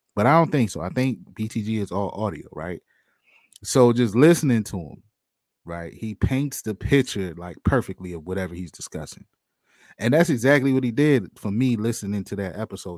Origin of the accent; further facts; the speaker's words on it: outside of Baltimore, Maryland, United States; I grew up on the outside of Baltimore